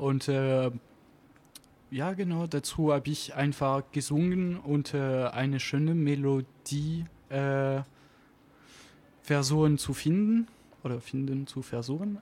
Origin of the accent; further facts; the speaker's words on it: Auvergne-Rhône-Alpes, France; accent: French; German is a second language; moved away as an adult; now in Stuttgart, Germany; ich komme aus Anzig in der Alpen